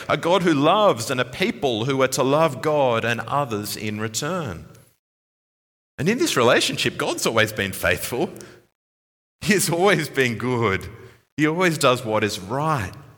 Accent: Sydney, New South Wales, Australia; moved away; my hometown, uh, Sydney

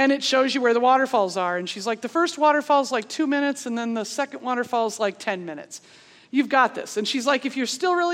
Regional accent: Pennsylvania, United States; moved away; I'm from Pennsylvania.

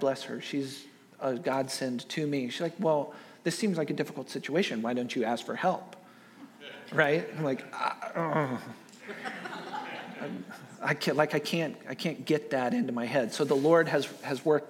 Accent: Kansas City, United States; moved away; I grew up in the Central Plains, right? I grew up in Kansas City

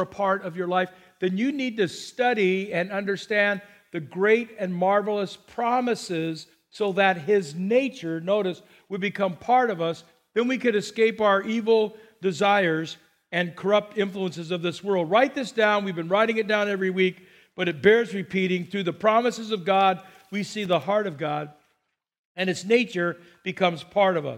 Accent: Burbank, California, United States; when I grew up in Burbank near Los Angeles

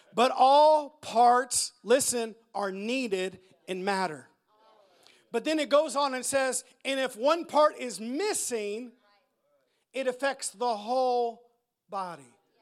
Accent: United States; us Americans

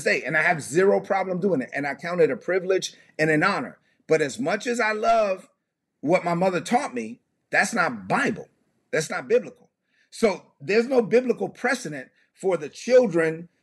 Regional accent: United States; I was born in the United States

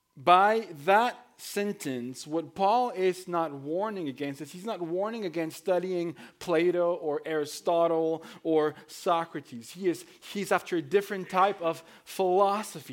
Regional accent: Mexico; moved away as an adult; now in United States; I was born and raised in Mexico. I came, uh, to the United States at nineteen as an immigrant.

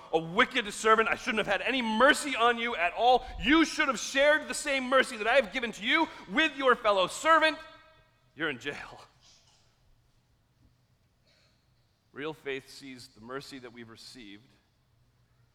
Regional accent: United States; also born or lived in Carroll County; we're so American

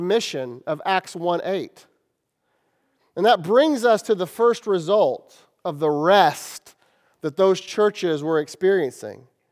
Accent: Kansas City, United States; I'm from Kansas City

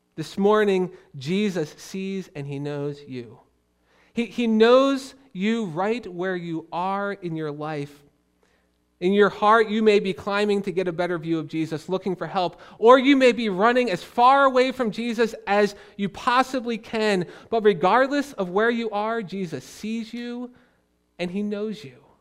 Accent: Philadelphia, Pennsylvania, United States; moved away as an adult; now in Pittsburgh, United States; I grew up on the other end of the state in Philly

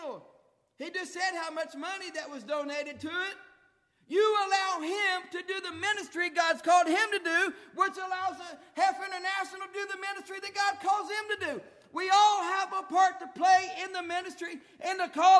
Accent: Gratis, Ohio, United States; Gratis, my hometown

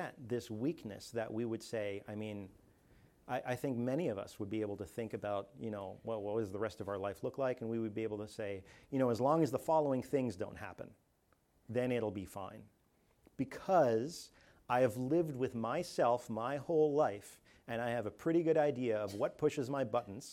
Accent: Canada; moved away; I'm from Canada where it's not that hot at all the time

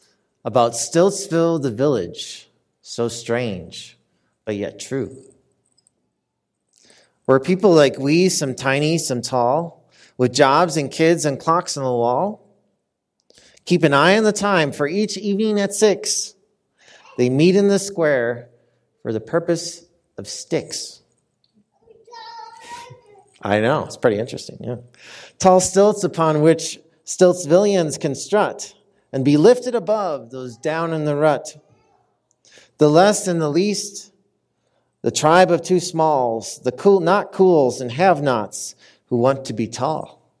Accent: Minnesota, United States; now in Denver, United States; I'm visiting today from Denver, Colorado, originally from the great state of Minnesota. Any Minnesotans out there?

